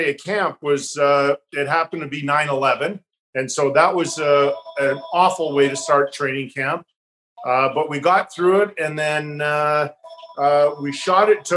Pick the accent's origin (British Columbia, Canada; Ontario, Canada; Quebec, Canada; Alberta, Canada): Alberta, Canada; Calgary; moved away; first team I went to were the Calgary Flames, my hometown